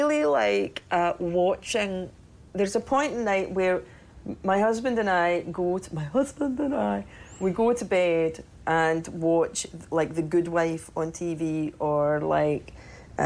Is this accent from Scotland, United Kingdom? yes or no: yes; Cumbernauld, Scotland, United Kingdom; moved away; I'm from Cumbernauld